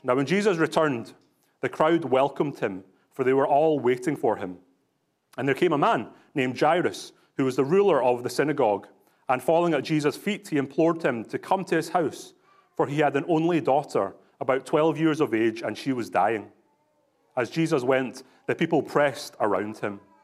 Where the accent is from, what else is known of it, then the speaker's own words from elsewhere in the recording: Glasgow, Scotland, United Kingdom; now in British Columbia, Canada; I was born in Glasgow in Scotland, so I'm not just putting this on